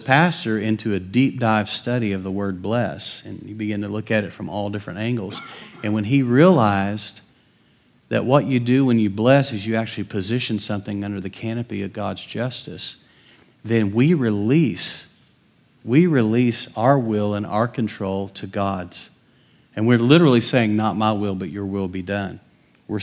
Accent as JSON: {"language": "English", "region": "West Texas", "country": "United States", "tie": "born or raised there", "said": "I grew up in West Texas."}